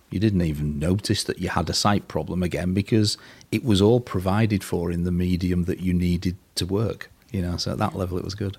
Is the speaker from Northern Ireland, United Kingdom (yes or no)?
no; Burtonwood, North West England, United Kingdom; also born or lived in Liverpool; I was born in Burton Wood, little village somewhere between Liverpool and Warrington. And I went to school at St Vincent's School for the Blind in Liverpool